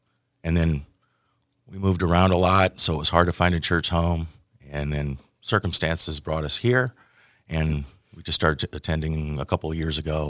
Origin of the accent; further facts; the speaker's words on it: Lisle, Illinois, United States; also born or lived in Iowa / Bethany, Illinois; So I was born in Iowa. Did some of my formative years in Lisle, up a suburb of Chicago.